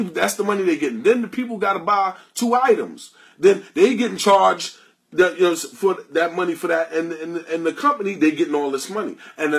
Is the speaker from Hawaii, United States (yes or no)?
no; New York City, New York, United States; It's not easy for us black people out here. I grew up in Queens and in Harlem, I was born in the 60s